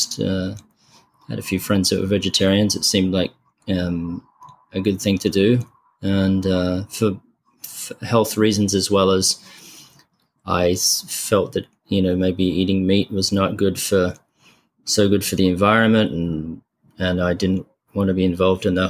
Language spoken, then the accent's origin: English; Adelaide, South Australia, Australia; moved away; Adelaide, especially where I grew up